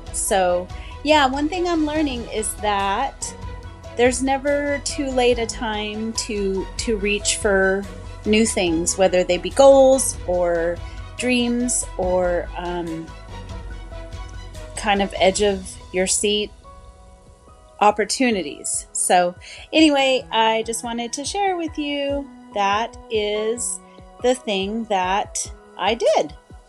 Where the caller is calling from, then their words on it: California, United States; Hi, Carlos. … I'm calling from Central California.